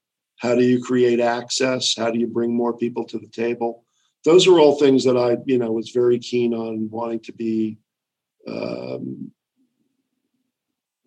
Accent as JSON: {"language": "English", "region": "New York", "country": "United States", "tie": "born or raised there", "said": "I grew up in New York"}